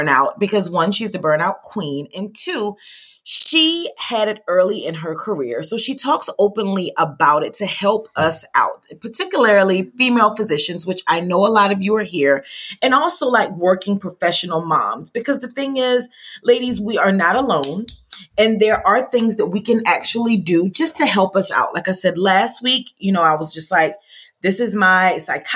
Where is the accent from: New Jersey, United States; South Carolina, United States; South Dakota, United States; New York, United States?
South Carolina, United States; I grew up on a kind of a pseudo farm, I guess. You know, I'm from South Carolina